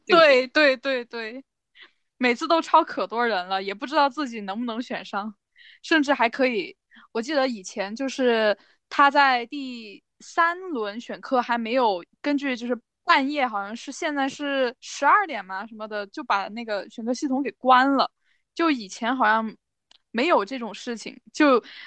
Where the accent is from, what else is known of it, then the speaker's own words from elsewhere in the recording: Chongqing, China; moved away as an adult; also born or lived in Shanghai; 我老家是重庆的